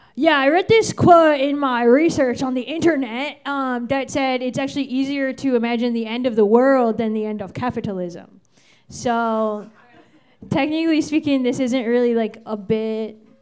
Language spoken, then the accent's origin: English; Virginia, United States; now in New York City, United States; I'm from Virginia.